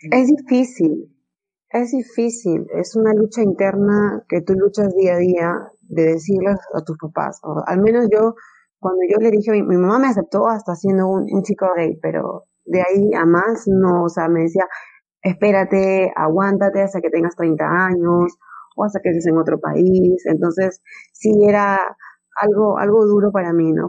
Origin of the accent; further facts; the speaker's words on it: Peru; en mi país, no, Perú es, es un país muy machista